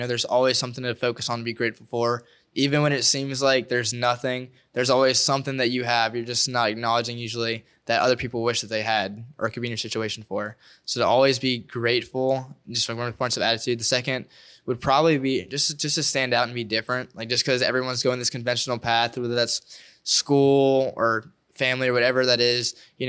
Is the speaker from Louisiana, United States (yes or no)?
yes; Denham Springs, Louisiana, United States; I'm around the area. I'm from Denham.